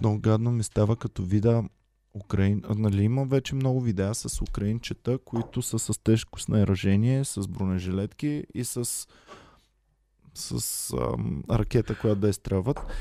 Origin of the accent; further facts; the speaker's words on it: Bulgaria; аз като човек в българин